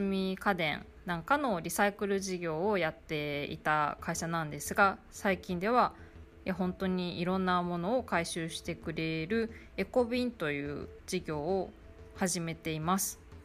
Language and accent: Japanese; Okayama, Japan; moved away as an adult; now in Tainan, Taiwan; 私の地元岡山には